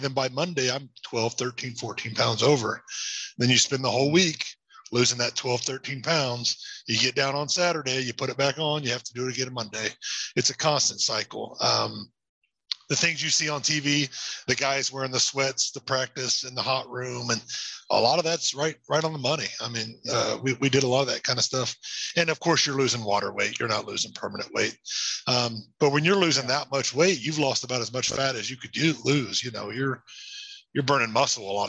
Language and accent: English; Indianapolis, Indiana, United States; now in Greenfield, United States; Was born in Indianapolis. And then once I become an adult, went all the way through high school in Indianapolis